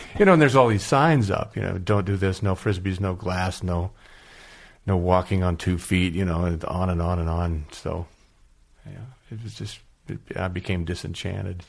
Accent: San Diego, California, United States; also born or lived in Los Angeles; now in Chadron, United States; Growing up in San Diego, I disliked Los Angeles

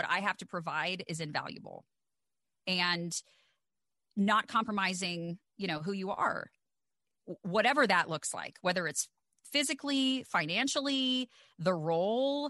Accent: the South, United States; growing up in the South

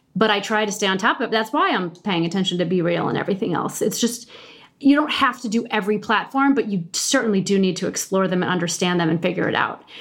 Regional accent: Midwest, United States; I'm from the Midwest

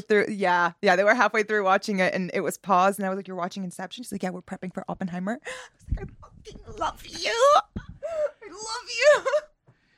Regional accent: Northeast, United States; growing up in the Northeast in America

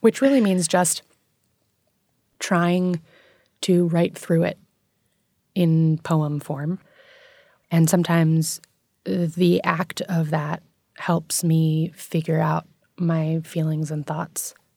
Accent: New York City, New York, United States; I grew up in New York City

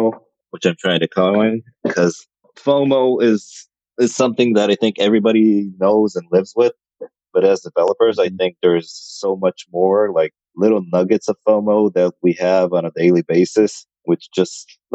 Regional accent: Tel Aviv, Tel Aviv District, Israel; I'm from Tel Aviv as well

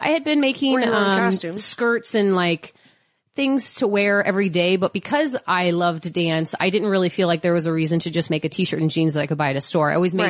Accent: St. Louis, Missouri, United States; moved away; Because I'm from St. Louis.

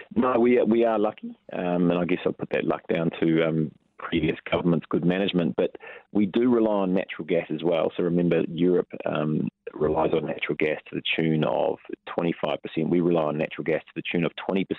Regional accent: Taranaki, New Zealand; I'm from the Naki

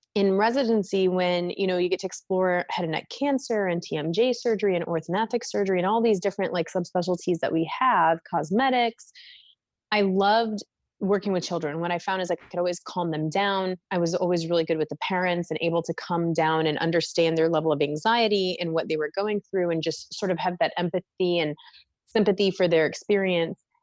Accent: Mankato, Minnesota, United States; moved away as an adult; also born or lived in Denton, Texas; now in Philadelphia, United States; I grew up in Minnesota in a small town called Mankato

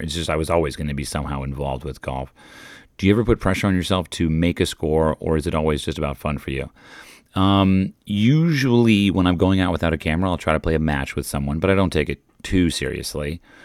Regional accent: United States; I'm an American tourist

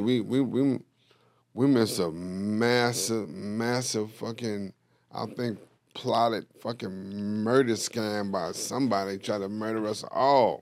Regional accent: New York, United States; moved away; I'm from New York

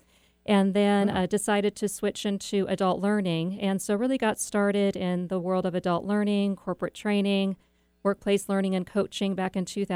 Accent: Chesterton, Indiana, United States; moved away; I grew up in Chesterton, Indiana.

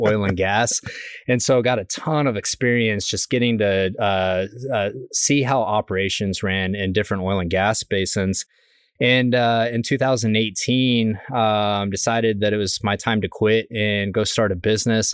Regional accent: Midland, Texas, United States; I grew up in West Texas in a place called Midland, Texas

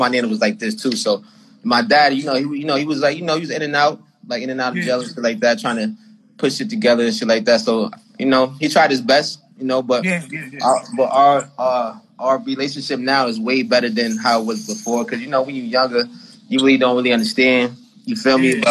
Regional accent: Boston, Massachusetts, United States; I'm from Boston, Mass

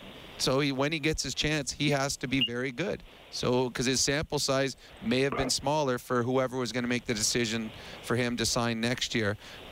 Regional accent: Edmonton, Alberta, Canada; I grew up in Edmonton when Calgary and Edmonton were playing every year in the playoffs.

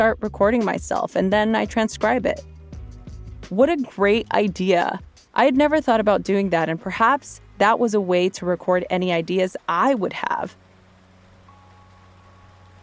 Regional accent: Los Angeles, California, United States; I grew up in East Los Angeles

